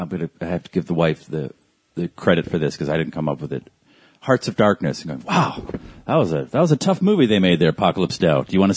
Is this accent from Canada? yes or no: yes; Canada; I can't sign anything. I'm Canadian. That was my excuse.